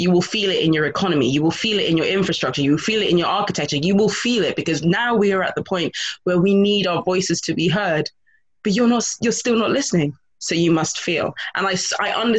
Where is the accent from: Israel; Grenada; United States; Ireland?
Grenada; I'm from a small Caribbean island. I'm from Grenada